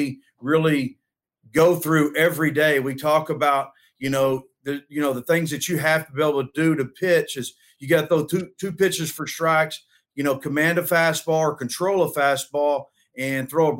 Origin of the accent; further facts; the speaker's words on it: Denton, Texas, United States; I'm from Denton, Texas